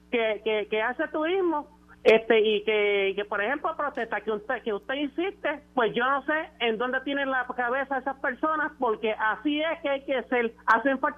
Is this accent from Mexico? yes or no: no; Puerto Rico